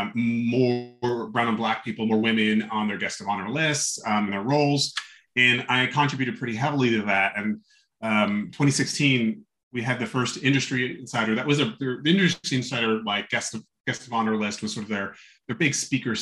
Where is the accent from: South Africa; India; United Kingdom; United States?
United States; New Jersey; also born or lived in New York City; grew up in New Jersey, mostly